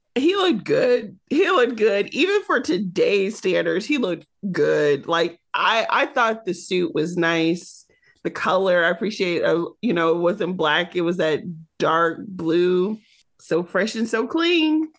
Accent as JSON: {"language": "English", "region": "Michigan", "country": "United States", "tie": "born or raised there", "said": "growing up in Michigan, you're either a Michigan fan or a Michigan State fan."}